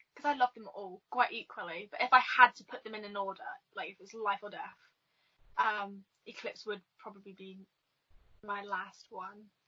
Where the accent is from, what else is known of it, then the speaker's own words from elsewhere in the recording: England, United Kingdom; I'm from England, um, sunny England